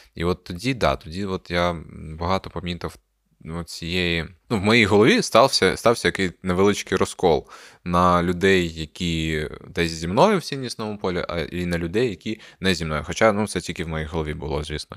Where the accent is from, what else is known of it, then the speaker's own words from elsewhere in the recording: Crimea, Ukraine; moved away; ми зростали в Криму, де якби е, політичне поле не існує